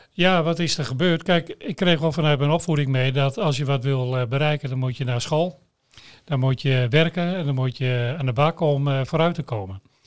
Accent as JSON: {"language": "Dutch", "region": "Veenkoloniën", "country": "Netherlands", "tie": "born or raised there", "said": "je redden in de Veenkolonie"}